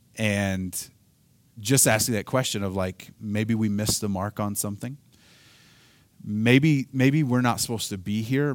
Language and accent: English; Oklahoma, United States; I'm from Oklahoma. We don't pronounce things like